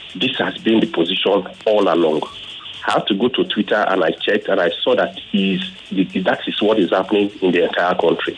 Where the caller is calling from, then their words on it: Nigeria; I'm calling from Ikbaja.